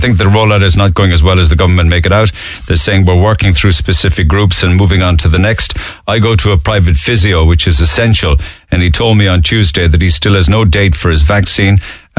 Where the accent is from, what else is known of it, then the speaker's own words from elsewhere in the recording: Hungary; now in Ireland; I'm from Hungary originally, in Ireland 17 years.